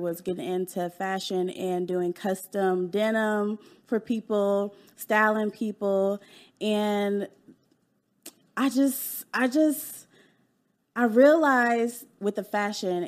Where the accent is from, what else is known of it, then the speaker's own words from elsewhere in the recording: Dallas, Texas, United States; also born or lived in California, United States; I was born in California. And I moved to Dallas when I was 10